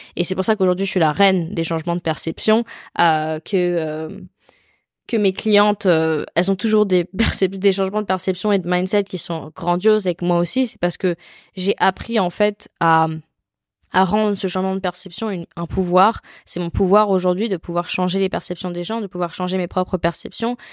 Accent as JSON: {"language": "French", "country": "France", "said": "je suis française"}